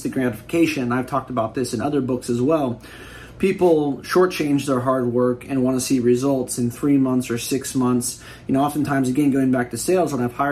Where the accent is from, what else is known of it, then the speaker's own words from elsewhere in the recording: Bay Area, California, United States; I'm from the Bay Area